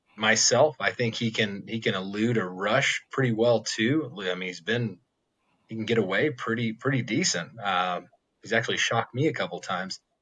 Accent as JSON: {"language": "English", "town": "Stillwater", "region": "Oklahoma", "country": "United States", "tie": "born or raised there", "said": "I grew up in Stillwater."}